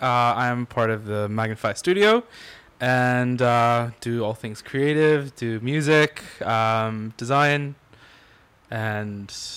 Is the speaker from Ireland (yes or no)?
no; United Kingdom; I mean, obviously this home is a little too hot for tea, but still, we're British.